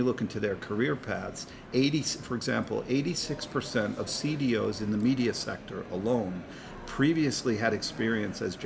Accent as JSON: {"language": "English", "country": "United States", "said": "as an American"}